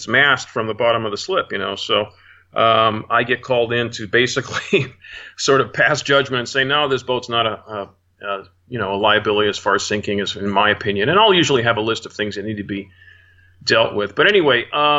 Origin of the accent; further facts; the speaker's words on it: Arlington, Virginia, United States; moved away; I'm from Arlington, Virginia